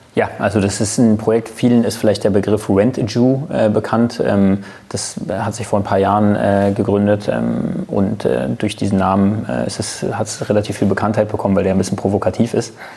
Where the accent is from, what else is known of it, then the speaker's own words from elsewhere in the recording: Germany; bin ich Deutscher, das heißt, ich bin kein Mitbürger, sondern ich bin genauso ein Bürger wie